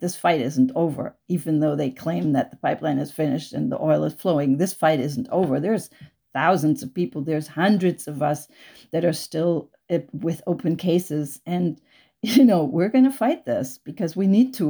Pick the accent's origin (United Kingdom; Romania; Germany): Germany; moved away as an adult; now in United States; I grew up in Germany. I, I grew up on a little, tiny little island in the North Sea without cars